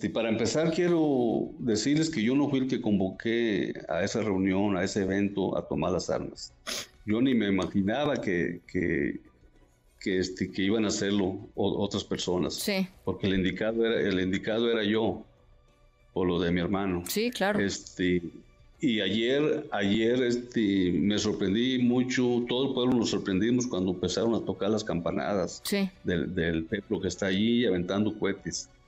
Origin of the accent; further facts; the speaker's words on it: La Ruana, Michoacán, Mexico; ahí lo que es mi pueblo, La Ruana, y parece que todo el municipio de Buenavista, ahí ya están cortando bien